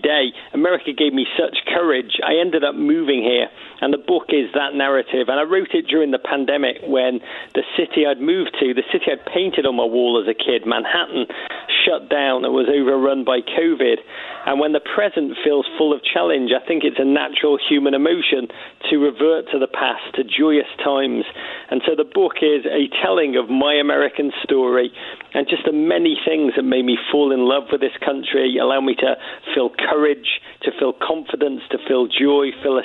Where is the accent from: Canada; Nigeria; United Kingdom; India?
United Kingdom; Liverpool, North West England; now in United States; I grew up in Liverpool in the 1980s, a magical city, but a city in dark, dark times.